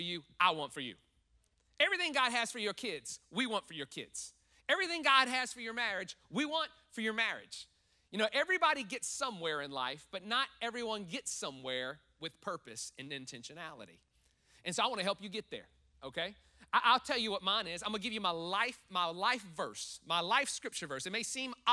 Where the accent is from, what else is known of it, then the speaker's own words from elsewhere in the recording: New Orleans, Louisiana, United States; moved away; I'm from New Orleans, from Louisiana area, and that's parishes. We call counties here